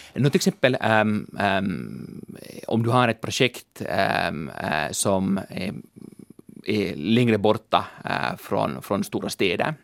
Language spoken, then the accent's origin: Swedish; Helsinki, Uusimaa, Finland; also born or lived in London; jag är en ekonom från Helsingfors